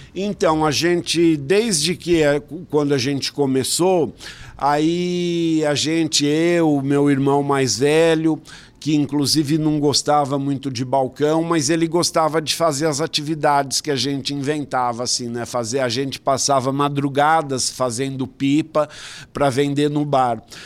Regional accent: São Paulo, Brazil; a gente veio da periferia de São Paulo, zona leste do Itaim Paulista. E quando a gente mudou para cá, em 68, eu tinha 11 anos

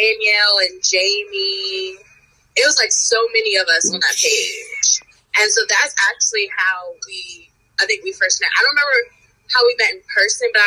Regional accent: 45 minutes from Lynchburg, Virginia, United States; My hometown, well, kind of like my hometown, is only 45 minutes from Lynchburg

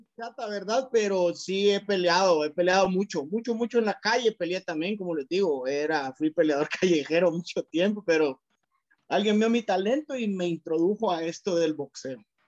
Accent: Cuilapa, Santa Rosa, Guatemala; de Cuilapa, de donde yo soy, de Cuilapa Santa Rosa

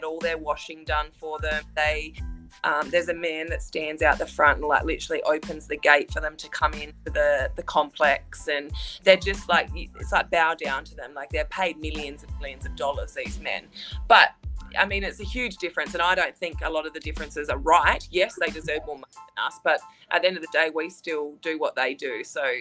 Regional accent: Australia; I'm from Australia, and Australia is a beautiful country

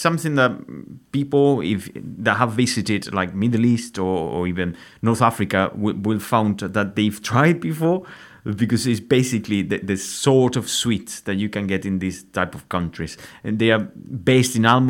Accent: Spain; moved away; I remember growing up in Spain

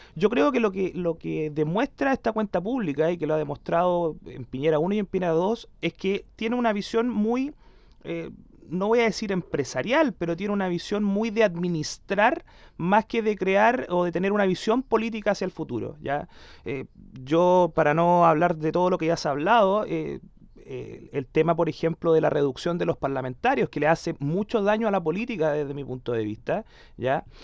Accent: Concepción, Biobío, Chile; el Cristóbal y yo somos de Conce

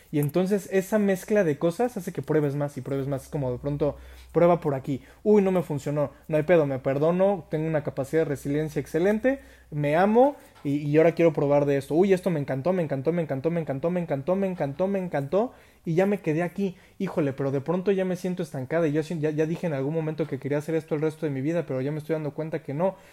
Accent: United States; conocí aquí unos amigos que se sorprendieron de que nunca había comido McDonald's siendo yo americano

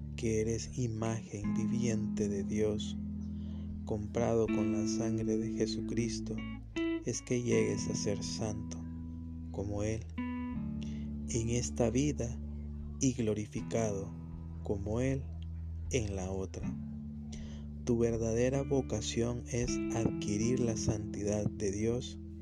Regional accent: San Salvador, El Salvador; soy eh, salvadoreño, eh, justo de San Salvador

